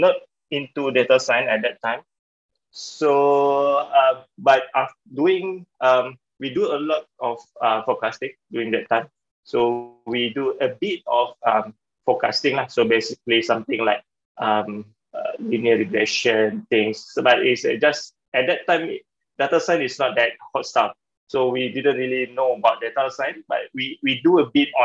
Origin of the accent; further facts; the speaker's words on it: Klang, Selangor, Malaysia; I was born in Klang, Selangor, in one of the village. So I'm a kampung boy, a village boy